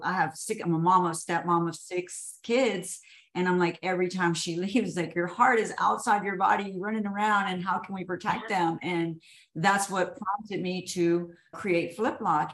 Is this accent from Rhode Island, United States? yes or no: no; Houston, Texas, United States; I was born and raised in Houston